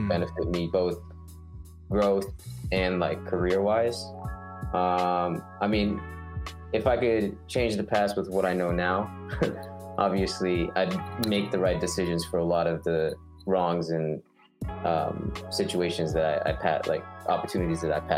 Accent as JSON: {"language": "English", "town": "Los Angeles", "region": "California", "country": "United States", "tie": "born or raised there", "said": "I grew up born and raised in LA, but both my parents are from Japan"}